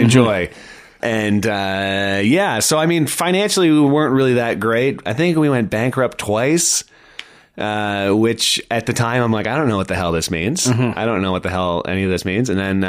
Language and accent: English; London, Ontario, Canada; born there; So, like, I was born in London, Ontario, which I don't remember at all.